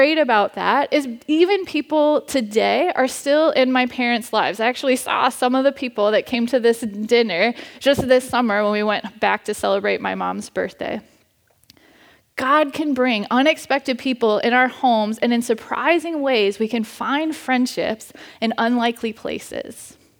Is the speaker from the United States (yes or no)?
yes; Cincinnati, Ohio, United States; moved away; The church I grew up at back in Cincinnati with my family